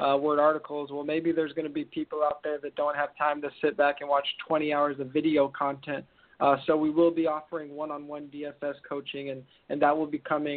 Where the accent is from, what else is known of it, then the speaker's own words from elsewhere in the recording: California, United States; I'm from California